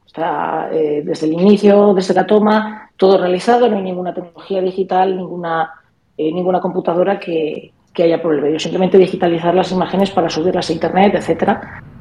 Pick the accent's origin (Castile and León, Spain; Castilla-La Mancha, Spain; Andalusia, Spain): Castile and León, Spain; Zamora; yo soy de Zamora